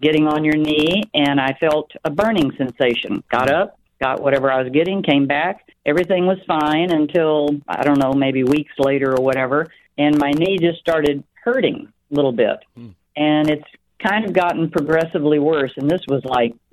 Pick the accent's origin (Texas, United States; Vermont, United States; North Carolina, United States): Texas, United States; South; I grew up in Texas, South Texas